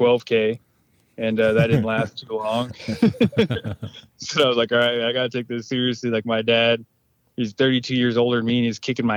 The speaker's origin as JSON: {"language": "English", "area": "Spokane Indian Reservation", "region": "Eastern Washington", "country": "United States", "tie": "born or raised there", "said": "Live on the Spokane Indian Reservation in Eastern Washington"}